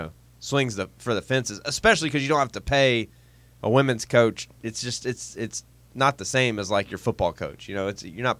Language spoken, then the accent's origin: English; South Carolina, United States; I'm from South Carolina. Like, it is a poor place.